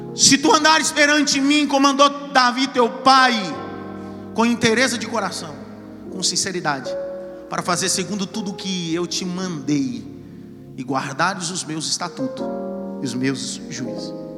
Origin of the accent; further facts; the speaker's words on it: Northeast Region, Brazil; moved away; Eu sou nordestino.